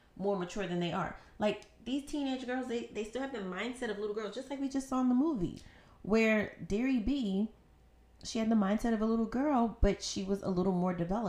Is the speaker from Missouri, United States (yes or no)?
no; New York City, New York, United States; I'm from Harlem